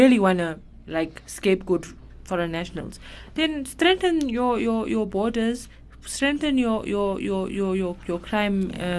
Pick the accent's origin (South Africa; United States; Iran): South Africa; we as South African media